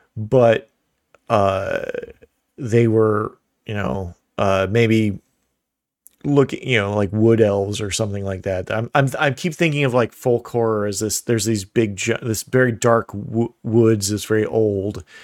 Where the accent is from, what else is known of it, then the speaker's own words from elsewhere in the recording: Midwest, United States; I'm from the Midwest